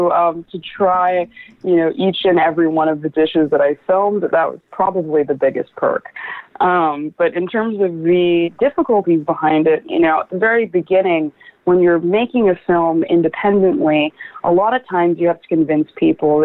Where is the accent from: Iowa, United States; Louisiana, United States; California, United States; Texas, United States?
California, United States; Los Angeles; I'm from the LA area originally